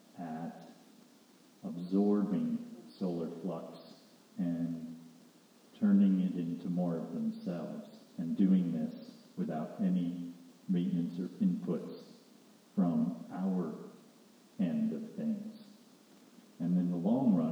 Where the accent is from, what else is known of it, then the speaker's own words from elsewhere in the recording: Pennsylvania, United States; where I grew up in Pennsylvania